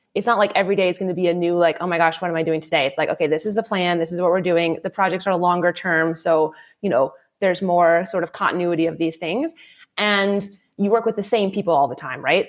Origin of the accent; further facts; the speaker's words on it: D.C., East Coast, United States; moved away as an adult; also born or lived in Ontario, Canada; I'm uh, American originally. Um, I grew up on the East Coast uh, of the US, right outside the capital, Washington, D.C.